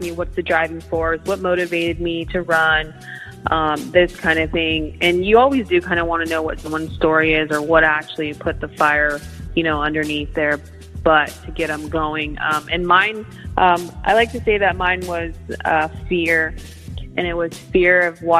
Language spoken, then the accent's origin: English; Sacramento, California, United States; I'm born and raised in Sacramento